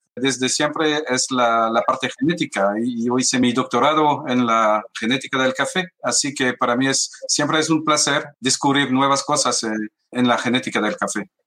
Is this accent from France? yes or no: yes; France; lo siento mucho como francés